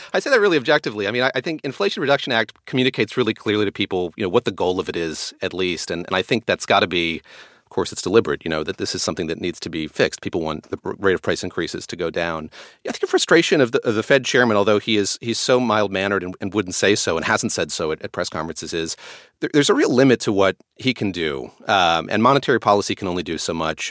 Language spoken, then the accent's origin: English; North Carolina, United States; moved away; I grew up in North Carolina going to fiddlers' conventions to music festivals every summer